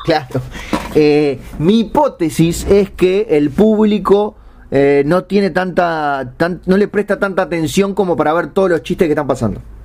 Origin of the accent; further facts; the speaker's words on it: Uruguay; yo soy uruguayo